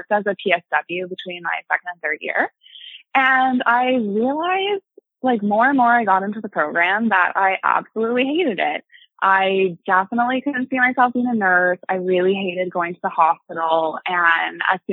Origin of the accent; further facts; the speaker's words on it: Ottawa, Ontario, Canada; I've been born and raised in Ottawa. I've lived here my whole life